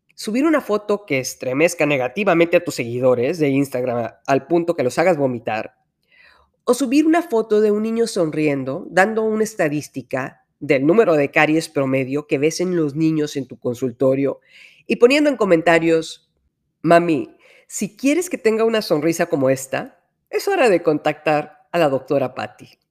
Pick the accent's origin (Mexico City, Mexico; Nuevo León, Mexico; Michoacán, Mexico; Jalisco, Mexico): Nuevo León, Mexico; Monterrey; de aquí soy.